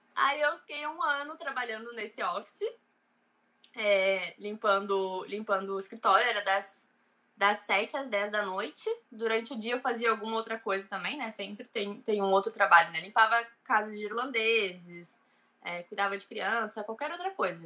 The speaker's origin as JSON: {"language": "Portuguese", "town": "Cidreira", "region": "Rio Grande do Sul", "country": "Brazil", "moved": "as an adult", "lives_now": "Ireland", "said": "eu sou de Cidreira, é uma cidade bem pequena no interior do Rio Grande do Sul."}